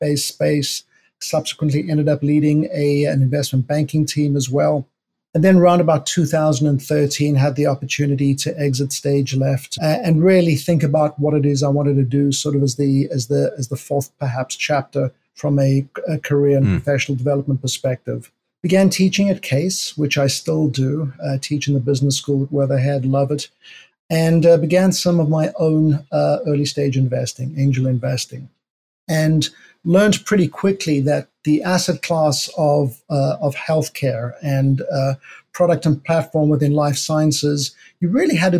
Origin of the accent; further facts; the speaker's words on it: South Africa; moved away as an adult; also born or lived in New York City; I'm from South Africa.